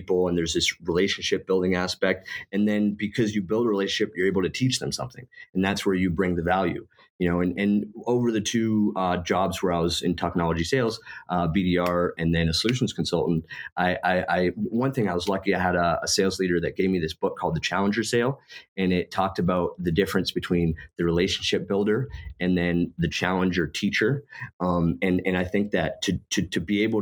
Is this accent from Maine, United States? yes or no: yes; Maine, United States; moved away as an adult; also born or lived in Germany / California; I was working in Maine, where I'm from